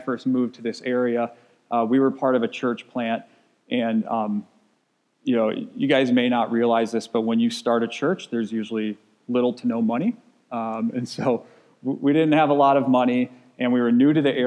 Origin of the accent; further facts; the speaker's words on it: Wisconsin, United States; I grew up in Wisconsin